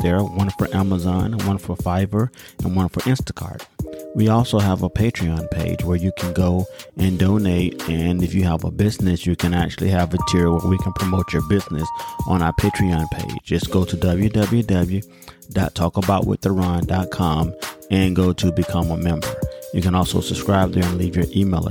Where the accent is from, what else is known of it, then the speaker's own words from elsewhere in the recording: United States; my experiences as a Black American or African American